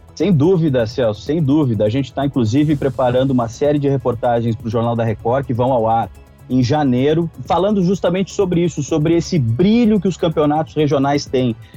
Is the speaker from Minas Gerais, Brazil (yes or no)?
no; interior of Rio Grande do Sul, Brazil; Eu sou do interior, do Rio Grande do Sul, então eu posso dar um relato de quem é do interior. Quando ia Inter e Grêmio jogar na, na minha cidade, era a glória